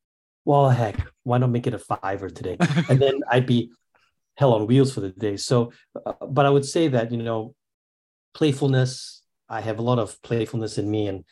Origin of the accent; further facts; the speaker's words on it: Singapore; I'm from Singapore. I grew up in Singapore.